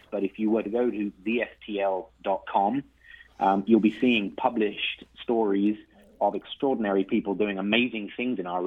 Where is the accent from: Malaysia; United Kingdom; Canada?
United Kingdom; England; now in St. Louis, United States; go back home uh, to England uh, on regular occasions